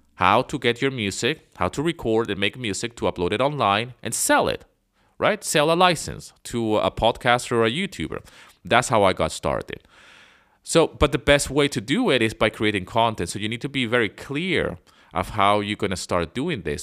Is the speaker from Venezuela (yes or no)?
yes; Venezuela; moved away as an adult; also born or lived in London, England / Canada; I was born in England, but I grew up in Venezuela